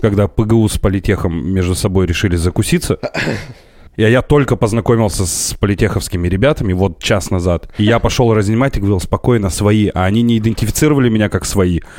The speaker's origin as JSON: {"language": "Russian", "town": "Perm", "region": "Perm Krai", "country": "Russia", "tie": "born or raised there", "said": "я вырос на Гайве."}